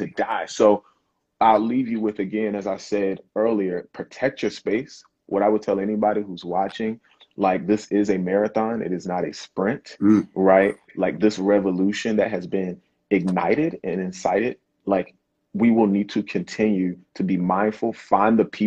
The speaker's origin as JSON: {"language": "English", "region": "South Carolina", "country": "United States", "accent": "Gullah/Geechee", "moved": "yes", "said": "I'm originally from the South, South Carolina"}